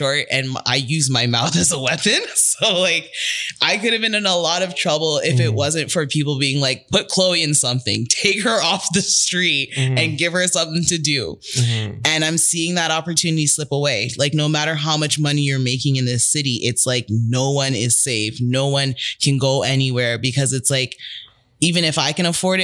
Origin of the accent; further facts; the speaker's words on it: Toronto, Ontario, Canada; growing up in Rexdale, I wasn't from a bad neighborhood.